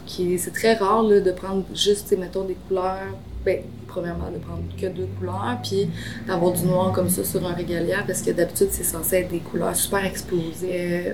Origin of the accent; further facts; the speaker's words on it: Joliette, Quebec, Canada; Je suis originaire de l'Anaudière. Je réside à Joliette depuis toujours